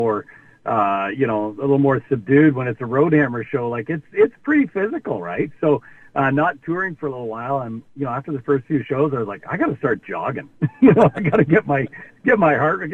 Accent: Camrose, Alberta, Canada; also born or lived in Ontario; I'm from Ontario, but I grew up in Camrose, Alberta.

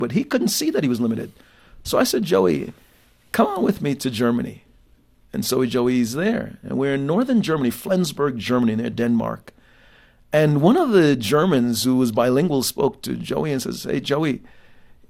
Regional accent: Jamaica; now in United States; having been born in another country, and that's my context, born in Jamaica

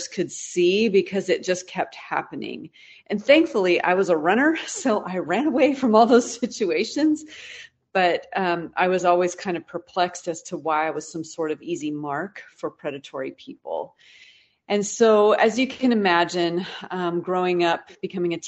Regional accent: Pacific Northwest, United States; now in Texas, United States; I grew up in the Pacific Northwest

